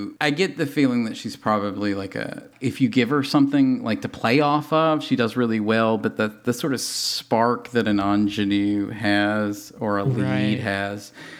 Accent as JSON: {"language": "English", "region": "Tennessee", "country": "United States", "tie": "born or raised there", "said": "As a kid raised in Tennessee"}